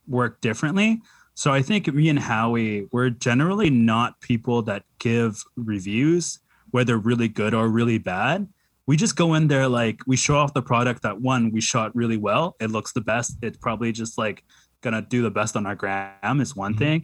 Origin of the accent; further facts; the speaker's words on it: Vancouver, British Columbia, Canada; I grew up in East Van and I grew up poor